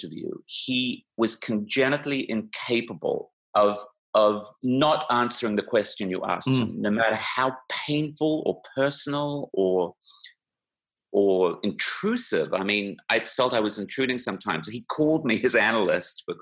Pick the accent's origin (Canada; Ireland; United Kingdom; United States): Canada; I was from Canada